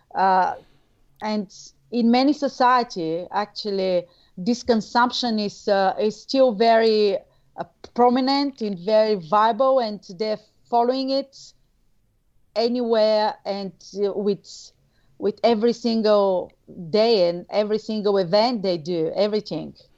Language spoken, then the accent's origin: English; Bulgaria; moved away as an adult; now in Australia; I'm originally from Bulgaria